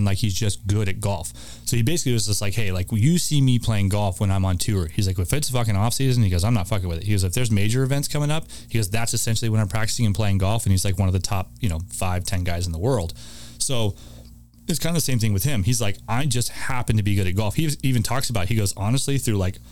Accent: Gilbert / Chandler, Arizona, United States; also born or lived in Tucson, Arizona; I was born in Gilbert. Then my mom went to medical school in Tucson. So I lived there for like 6 years, but then like I came back up my senior year of high school and graduated from Hamilton

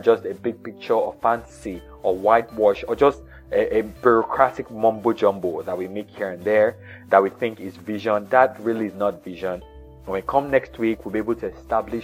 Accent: Nigeria; I was born in Nigeria in the 80s

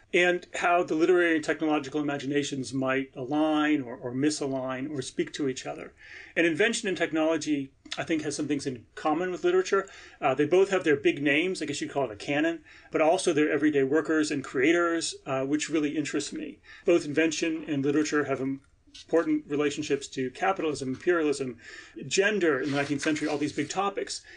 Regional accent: United States; an American who teaches and writes about Victorian literature

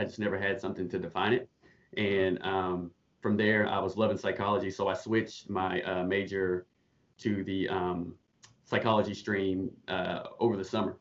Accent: Charlotte, North Carolina, United States; moved away as an adult; now in Canada; I'm from Charlotte, North Carolina, born and raised

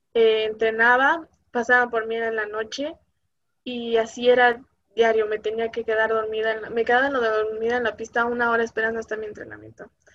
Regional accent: Mexico; aquí en México

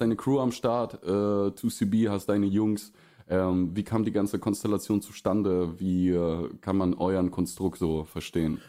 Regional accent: Russia; also born or lived in Oldenburg, Germany; now in Germany; aufgewachsen in Russland, dann hier in Deutschland in eine relative Kleinstadt äh, gekommen und hier nicht aufgewachsen

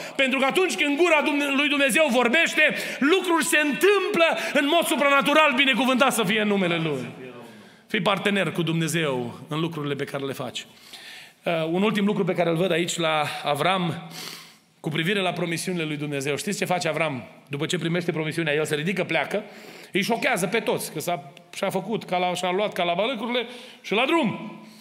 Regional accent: Romania; now in Kitchener, Canada; am crescut lângă Dunăre

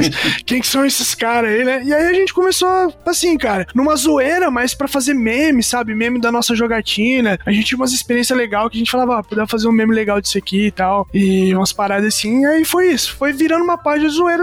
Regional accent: interior of Paraná, Brazil; nós somos do interior do Paraná

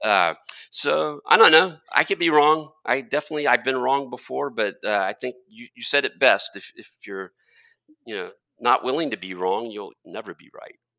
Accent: Texas, United States; being a Texan

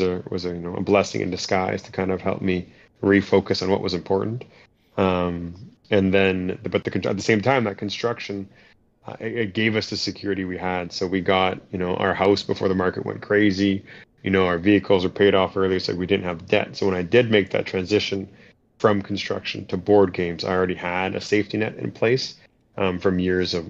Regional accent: Thunder Bay, Ontario, Canada; We moved back here, and here being my hometown of Thunder Bay, which is in Northern Ontario

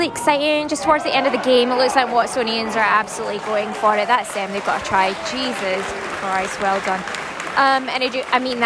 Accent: Ayrshire, Scotland, United Kingdom; Ayrshire Bulls, that's my hometown.

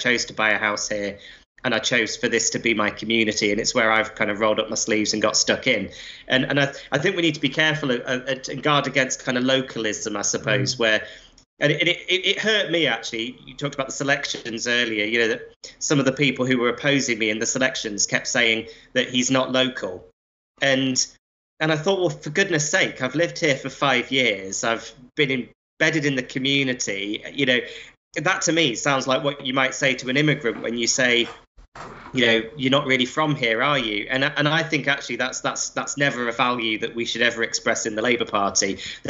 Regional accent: Blackpool, North West England, United Kingdom; As your listeners will be able to work out from my accent, I had quite a nomadic childhood. I mean, I grew up in Blackpool.

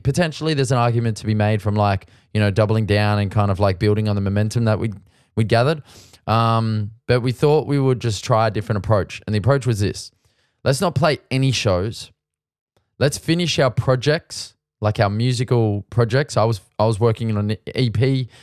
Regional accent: Sydney, New South Wales, Australia; moved away as an adult; now in Melbourne, Australia; we're kinda foreigners. We come from Sydney

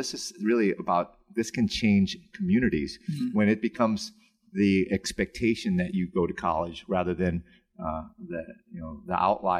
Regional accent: North Chicago, Illinois, United States; That's where I grew up. These were my brothers, man. I grew up on Argonne Drive, and we played ball together.

